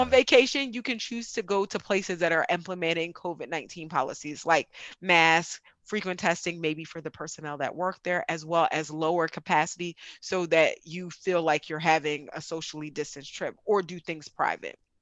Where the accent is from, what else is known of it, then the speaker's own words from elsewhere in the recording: United States; I grew up in America completely